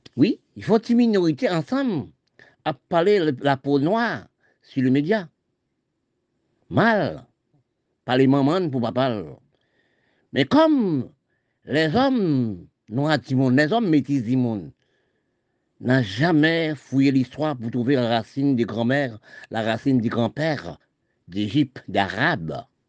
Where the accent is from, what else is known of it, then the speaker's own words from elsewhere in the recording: Haiti; nous Haïti, c'est mon pays. Oui, je suis né en Haïti.